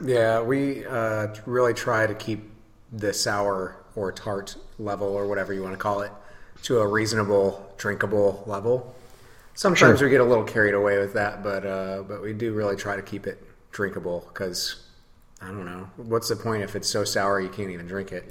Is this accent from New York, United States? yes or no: no; Holland, Michigan, United States; also born or lived in Denver, Colorado; now in Grand Rapids, United States; I'm originally from Holland, Michigan. Uh, moved to Grand Rapids as soon as I you know 18 or 19 or something like